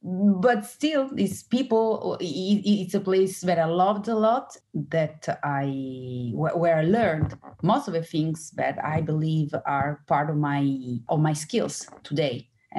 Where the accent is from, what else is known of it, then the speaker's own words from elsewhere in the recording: Milan, Lombardy, Italy; moved away as an adult; I was born in Milan and attending all my studies in Milan. And then I did the Bocconi University.